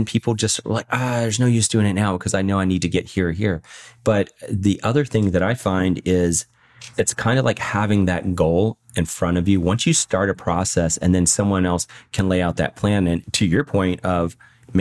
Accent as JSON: {"language": "English", "region": "Virginia", "country": "United States", "tie": "born or raised there", "also_born_or_lived": "Washington State / Florida", "moved": "as an adult", "lives_now": "San Diego, United States", "said": "I grew up in originally I'm from Virginia."}